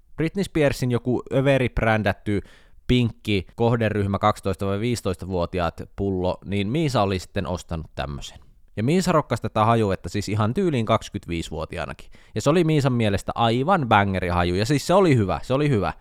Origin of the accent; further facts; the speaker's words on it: Jyväskylä, Central Finland, Finland; moved away; Kun mä muutin Jyväskylästä pois